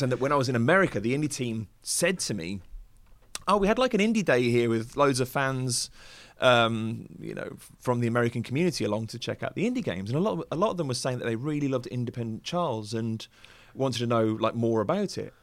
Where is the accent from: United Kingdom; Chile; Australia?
United Kingdom; Wolverhampton, West Midlands; moved away as an adult; also born or lived in London; I traveled in from Wolverhampton, went down to London